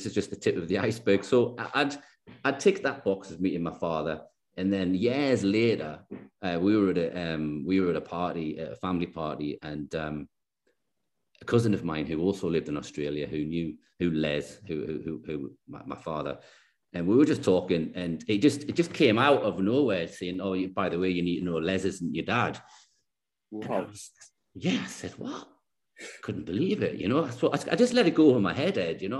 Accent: Newcastle upon Tyne, North East England, United Kingdom; Newcastle, just, you know, little yeah, town yeah. in the northeast of England

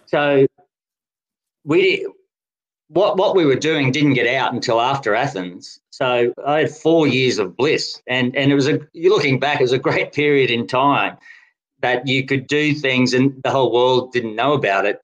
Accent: Brisbane, Queensland, Australia; also born or lived in Denmark; now in Canberra, Australia; as a kid growing up in Brisbane, Queensland

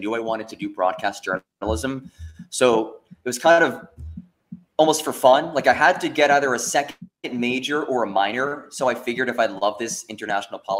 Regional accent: New Jersey, United States; moved away as an adult; also born or lived in Pembroke, North Carolina; I grew up in North Jersey, just outside of New York City.

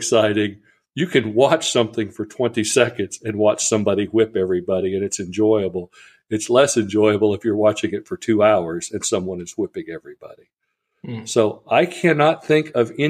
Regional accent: United States; I'm an American.

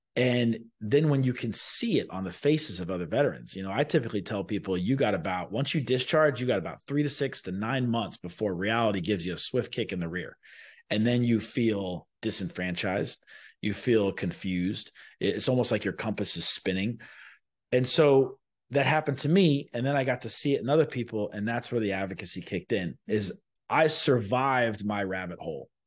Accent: Sarasota, Florida, United States; I was born in Florida. I, I was raised in Sarasota, Florida. I went to elementary, middle school, and high school here

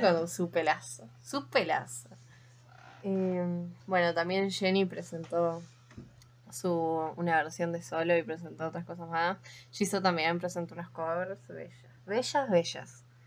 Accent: Argentina; porque somos argentinas

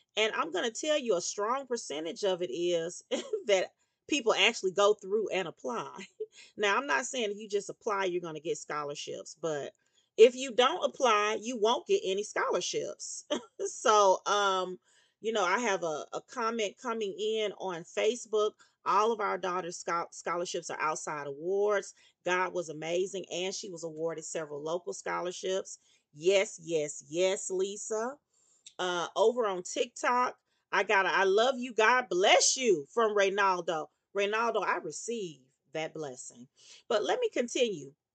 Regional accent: Meridian, Mississippi, United States; moved away; the community where I was raised in Meridian, Mississippi

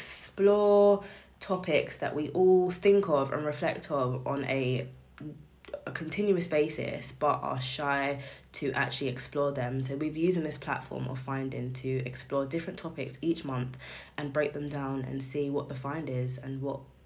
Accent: United Kingdom; we are from Britain

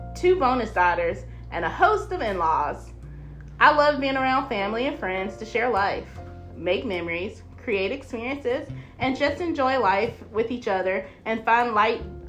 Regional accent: Augusta, Georgia, United States; I grew up in Augusta, Georgia

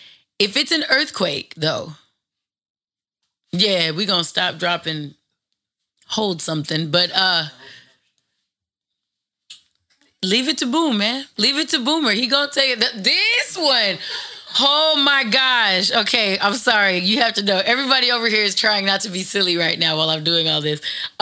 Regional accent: Los Angeles, California, United States; It's the exact same reason why when I grew up in the Valley in a suburb of Los Angeles, none of my books for school had writing or graffiti in it.

